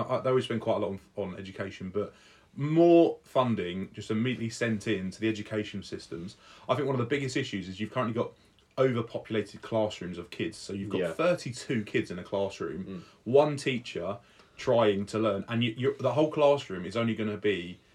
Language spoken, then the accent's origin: English; England, United Kingdom; I love being English